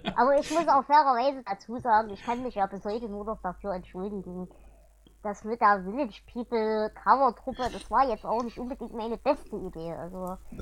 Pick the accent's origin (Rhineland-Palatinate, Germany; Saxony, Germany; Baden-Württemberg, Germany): Saxony, Germany; Erzgebirge; komme ich aus dem Erzgebirge.